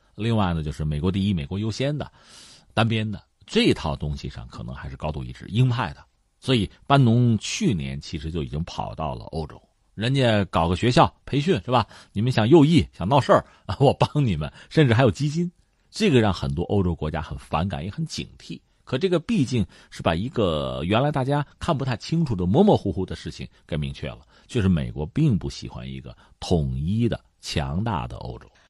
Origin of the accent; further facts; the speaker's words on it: China; 我们中国人